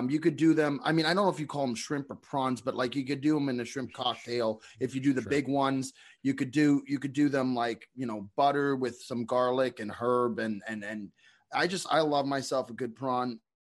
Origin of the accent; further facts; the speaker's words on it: Canada; I'm Canadian.